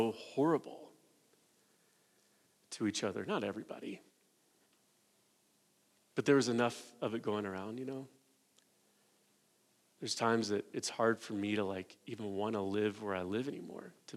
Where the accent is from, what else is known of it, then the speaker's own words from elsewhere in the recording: United States; us as American evangelicals